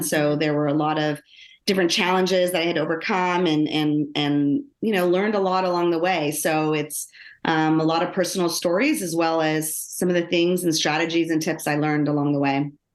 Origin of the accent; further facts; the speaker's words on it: Los Angeles, California, United States; I grew up in Los Angeles, um, born, or, well, I was born in Los Angeles. Uh, and when I started elementary school, my parents, um, decided to move us out into the suburbs